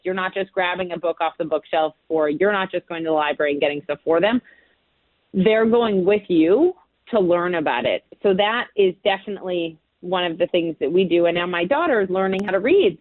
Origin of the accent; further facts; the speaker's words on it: Minnesota, United States; now in Brooklyn, United States; my hometown of Minnesota. Home state of Minnesota